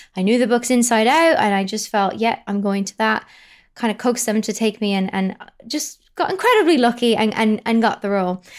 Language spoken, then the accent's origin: English; County Louth, Ireland; County Louth. It's a place called County Louth, um, which is on the east coast, sort of, uh, an hour north of Dublin.